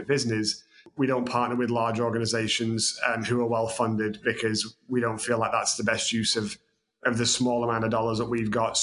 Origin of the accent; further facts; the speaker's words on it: Manchester, North West England, United Kingdom; moved away as an adult; now in Texas, United States; originally I'm from the UK, as you can tell by my southern drawl. I was raised in Manchester